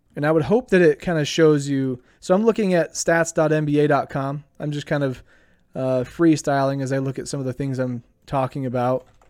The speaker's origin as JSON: {"language": "English", "town": "Idaho Falls", "region": "Idaho", "country": "United States", "tie": "born or raised there", "said": "my hometown of Idaho Falls"}